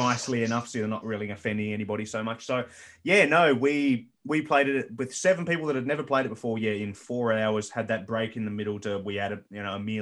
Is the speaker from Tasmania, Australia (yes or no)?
yes; Tasmania, Australia; we're from this other little country called Tasmania